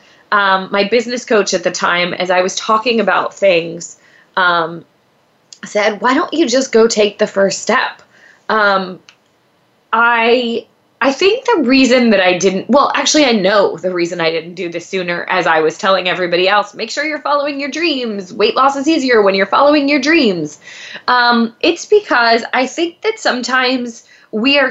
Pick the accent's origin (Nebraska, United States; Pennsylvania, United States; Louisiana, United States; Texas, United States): Pennsylvania, United States; now in Los Angeles, United States; I grew up in Pennsylvania